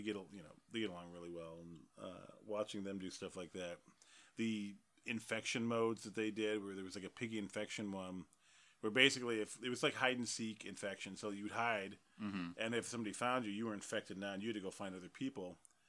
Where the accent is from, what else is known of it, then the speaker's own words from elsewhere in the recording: Detroit, Michigan, United States; if you're hearing lots of bangs outside, it's not just because we're from Detroit.